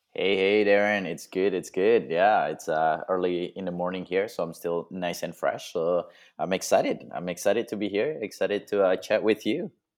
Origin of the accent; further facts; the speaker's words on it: Indonesia; moved away; also born or lived in Australia; I was born in Indonesia, and then I moved to Australia, and now I'm, um, nomadic travel photography